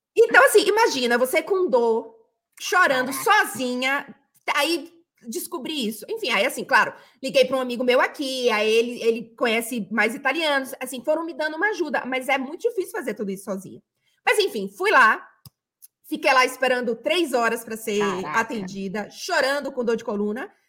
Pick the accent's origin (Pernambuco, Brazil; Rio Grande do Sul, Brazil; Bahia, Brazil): Bahia, Brazil; moved away; also born or lived in Rio de Janeiro; eu me identifiquei cada vez mais com Bahia quando eu saí da Bahia, justamente porque eu precisava dessa conexão